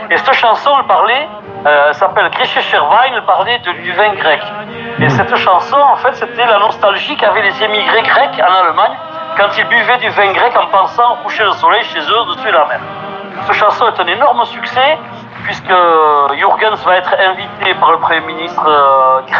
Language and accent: French; Bayonne, Nouvelle-Aquitaine, France; moved away as an adult; also born or lived in Bordeaux / Perpignan / Paris; Alors, moi j'ai grandi à Bayonne